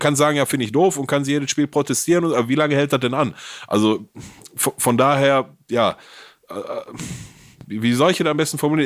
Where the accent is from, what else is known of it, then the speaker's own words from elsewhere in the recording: Gelsenkirchen, North Rhine-Westphalia, Germany; ich komme, ich komme aus Gelsenkirchen